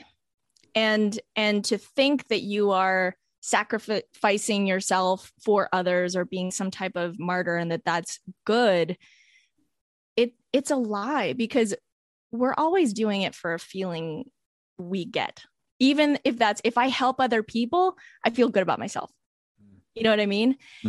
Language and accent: English; Canada; accent: Canadian; I grew up in Canada